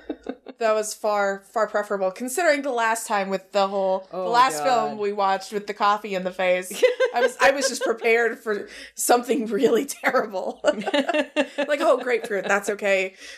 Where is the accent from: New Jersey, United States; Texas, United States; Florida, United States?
Texas, United States; also born or lived in Missouri; Well, no, I'm from Texas.